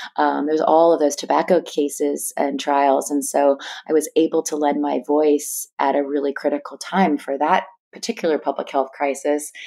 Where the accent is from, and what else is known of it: East Bay Area, Northern California, United States; born or raised there